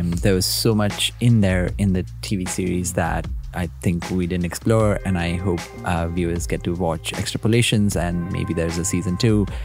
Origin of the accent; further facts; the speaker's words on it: India; now in United Kingdom; I come from India. I grew up there. I now live in the UK.